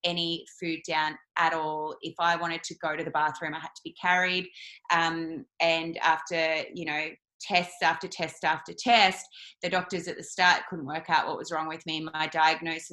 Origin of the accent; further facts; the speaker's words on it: Yarrawonga, Victoria, Australia; I am a country girl. So I'm from Yarrawonga, Mooala, up on the border of New South and Vic. And so growing up, I was raised in a typical, you know, meat and three veg sort of family